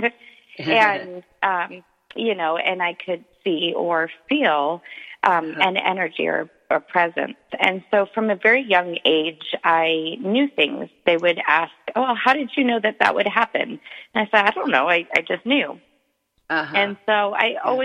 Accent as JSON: {"language": "English", "region": "East Coast", "country": "United States", "tie": "born or raised there", "said": "I was born on the East Coast"}